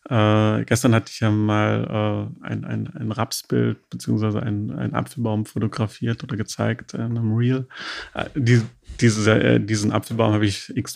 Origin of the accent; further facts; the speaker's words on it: Berlin, Germany; da profitierten wir als Berliner Instagrammer, muss ich schon sagen, auch davon, dass Berlin ja auch eine Ausstrahlung hatte